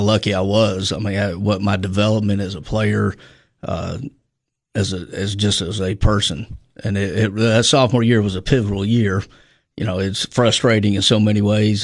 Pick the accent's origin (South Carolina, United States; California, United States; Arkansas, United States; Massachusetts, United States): Arkansas, United States; Little Rock; moved away; born in Little Rock, Arkansas, uh, born and raised